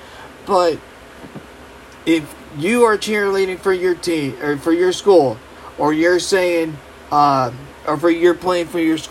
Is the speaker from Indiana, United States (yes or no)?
yes; Middlebury, Indiana, United States; I was proud to be a Northridge Raider in my hometown, the Middlebury